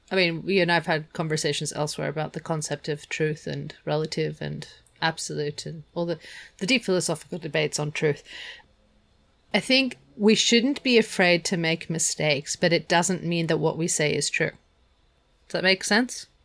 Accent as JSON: {"language": "English", "country": "Germany", "tie": "born or raised there", "said": "I grew up part way in Germany."}